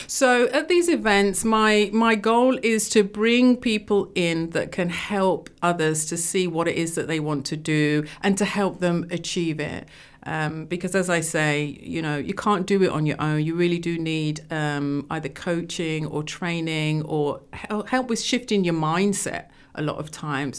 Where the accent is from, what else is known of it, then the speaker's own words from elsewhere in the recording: London, United Kingdom; moved away; also born or lived in Rugby; I was born in London, Wembley